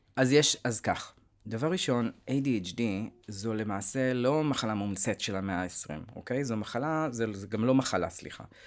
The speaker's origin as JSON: {"language": "Hebrew", "town": "Tel Aviv", "region": "Tel Aviv District", "country": "Israel", "tie": "born or raised there", "said": "אני תל אביבי, אה, born and raised"}